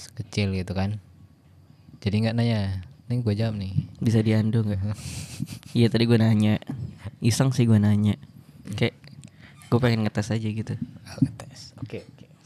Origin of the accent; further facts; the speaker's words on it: Bekasi, West Java, Indonesia; dari kecil ketika di Jakarta tinggal di Bekasi